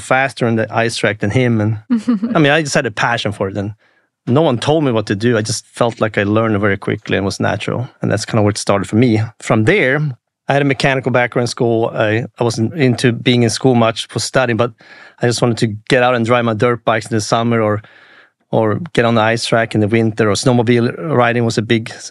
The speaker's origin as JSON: {"language": "English", "town": "Jokkmokk", "region": "Norrbotten County", "country": "Sweden", "tie": "born or raised there", "second_language": "English", "moved": "as an adult", "lives_now": "United States", "said": "I grew up in Lapland, Sweden, above the Arctic Circle."}